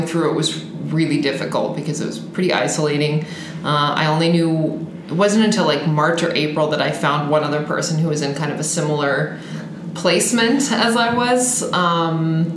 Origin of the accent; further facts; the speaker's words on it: Washington, United States; moved away as an adult; now in Madrid, Spain; I'm from Washington, the state